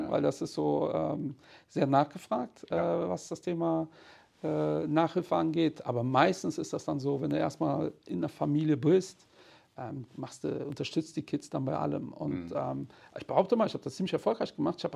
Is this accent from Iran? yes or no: no; Portugal; Also als Portugiese hat man auch mit 15 Anzug.